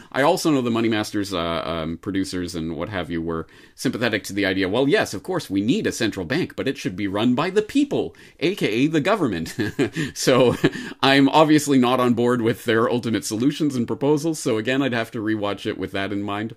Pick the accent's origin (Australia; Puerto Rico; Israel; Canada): Canada; now in Japan; a Canadian in Japan